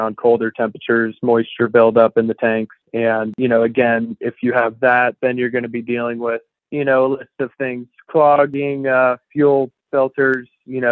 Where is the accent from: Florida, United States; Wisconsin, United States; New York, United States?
Florida, United States; Jupiter; moved away as an adult; now in Vermont, United States; Moved here from Jupiter, Florida. It's where I grew up as a kid.